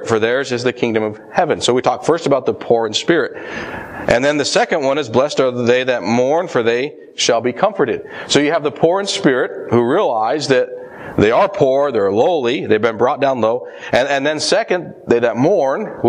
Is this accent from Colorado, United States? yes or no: yes; Colorado, United States; moved away; I grew up in Colorado